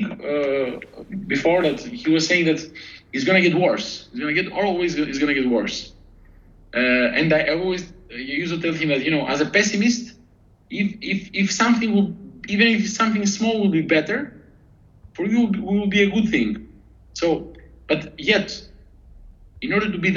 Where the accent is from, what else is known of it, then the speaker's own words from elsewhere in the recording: Albania; moved away; also born or lived in Athens, Greece; we're a tough country. We're hardworking people